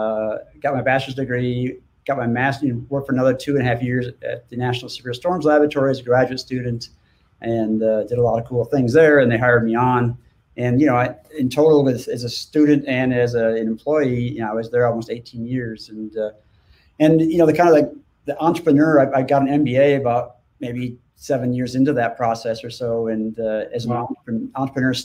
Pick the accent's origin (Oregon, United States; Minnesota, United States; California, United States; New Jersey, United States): Minnesota, United States; St. Paul; moved away as an adult; now in Norman, United States; I grew up in Minnesota, in St. Paul, and spent my first 19 years of my life there